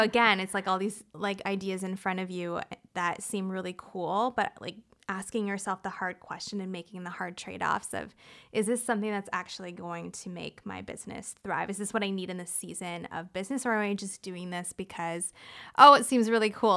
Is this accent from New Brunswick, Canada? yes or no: no; Toronto, Ontario, Canada; moved away as an adult; also born or lived in San Diego, United States; now in Hawaii, United States; I'm from Canada, so, um, I am from Toronto originally.